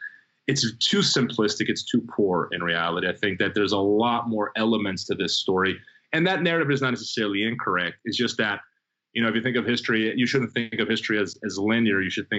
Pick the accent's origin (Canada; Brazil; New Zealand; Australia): Brazil; also born or lived in Provo, Utah, United States; now in United States; My mom was a Brazilian swimmer on a scholarship at BYU, so I was born on campus. Been back to Brazil when I was six. I grew up in Brazil.